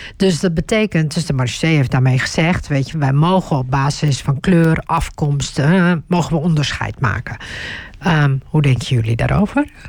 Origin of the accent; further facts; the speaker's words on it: Turkey; now in Netherlands; als je Turks bent, zoals ik